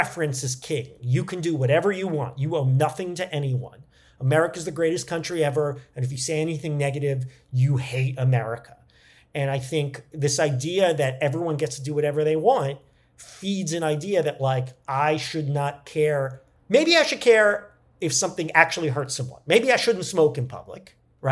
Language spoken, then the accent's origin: English; New York, United States; we're both from New York